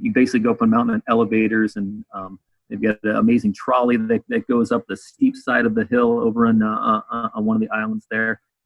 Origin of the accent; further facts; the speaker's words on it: Chicago, Illinois, United States; moved away as an adult; also born or lived in Arizona; now in South Carolina, United States; I grew up in Chicago